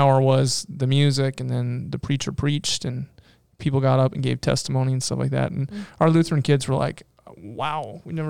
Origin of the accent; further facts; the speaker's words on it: North Dakota, United States; We're from North Dakota.